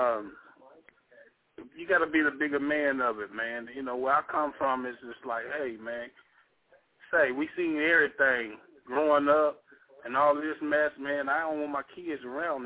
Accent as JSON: {"language": "English", "town": "Gary", "region": "Indiana", "country": "United States", "moved": "yes", "said": "I'm from Gary"}